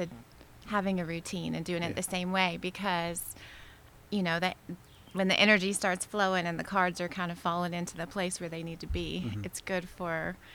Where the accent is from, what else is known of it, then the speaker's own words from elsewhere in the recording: Monroeville, Alabama, United States; now in Greensboro, United States; I grew up in South Alabama